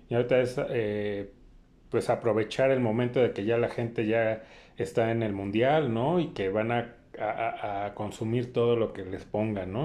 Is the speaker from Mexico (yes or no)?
yes; Mexico; soy mexicano